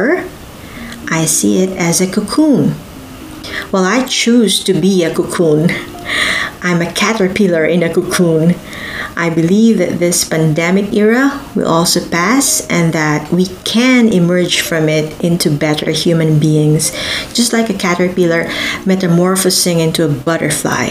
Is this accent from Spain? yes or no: no; Philippines; moved away as an adult; I've been living half of my life as a Filipino migrant